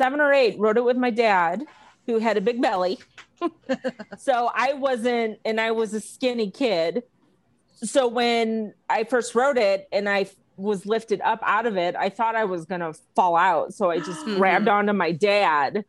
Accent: St. Louis, Missouri, United States; now in Cincinnati, United States; when I was a kid, so growing up in St. Louis

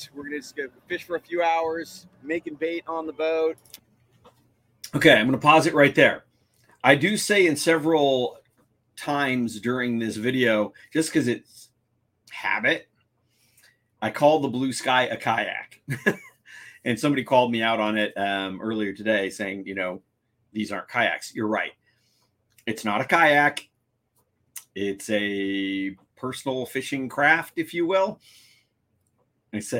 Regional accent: San Diego, California, United States; we are in my hometown of San Diego

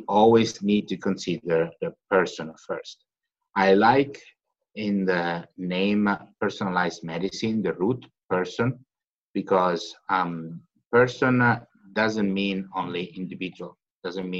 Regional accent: Catanzaro, Calabria, Italy; my hometown, Catanzaro

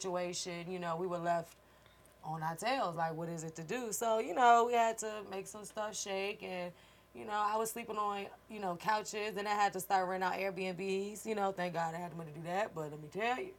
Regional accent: Richmond, Virginia, United States; moved away as an adult; now in Atlanta, United States; I'm from Richmond, Virginia

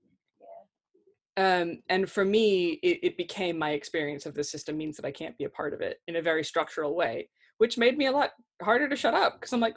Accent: Kentucky, United States; accent: American; moved away as an adult; now in United Kingdom; I'm from Kentucky

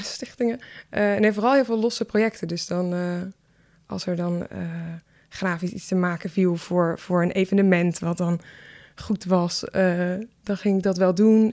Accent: Leiderdorp, South Holland, Netherlands; also born or lived in Nijmegen; now in Utrecht, Netherlands; Ik ben geboren in Leiden-dorp.

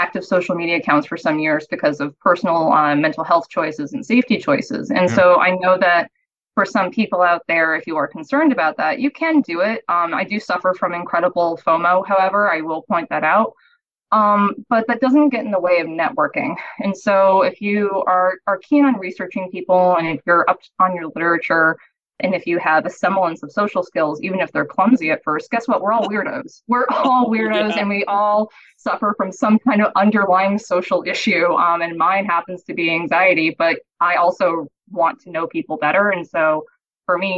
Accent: Massachusetts, United States; moved away; also born or lived in Boston / Pennsylvania / Denmark; I'm from Massachusetts to begin

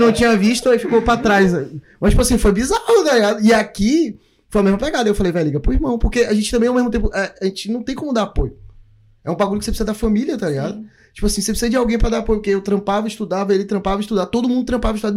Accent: Brazil; now in New Zealand; a gente veio do Brasil

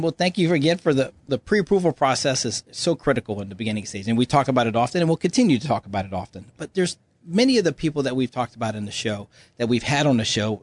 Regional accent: Louisiana, United States; moved away; I'm from Louisiana, Cajun from Louisiana.

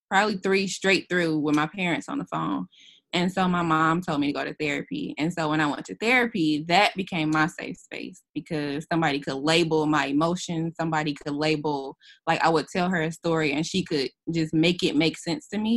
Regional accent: Detroit, Michigan, United States; moved away as an adult; now in Montgomery, United States; I'm from Detroit

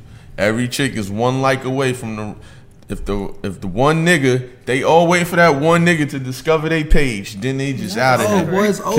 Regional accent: Yonkers, New York, United States; now in Atlanta, United States; I'm from Yonkers, New York.

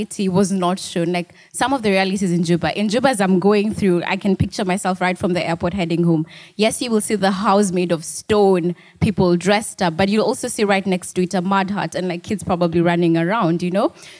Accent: Nairobi, Kenya; moved away; also born or lived in South Sudan; I'm like from South Sudan, and I did not necessarily grow up in South Sudan. I grew up in Nairobi

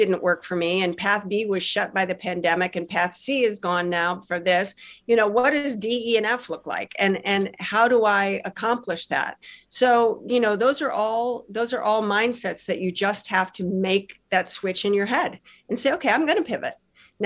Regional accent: Chicago, Illinois, United States; I grew up in Chicago area

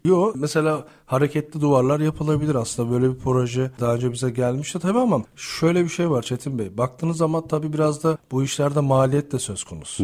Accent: Turkey; biz Türk olarak olduğumuz için

